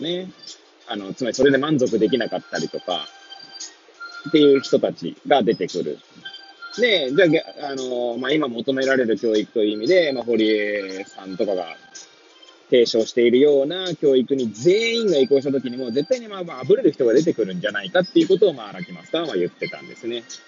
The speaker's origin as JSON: {"language": "Japanese", "town": "Hachioji", "region": "Tokyo", "country": "Japan", "tie": "born or raised there", "moved": "as an adult", "lives_now": "Kamaishi, Japan", "said": "八王子生まれ、八王子育ち、震災の前の年から、玉石で働く"}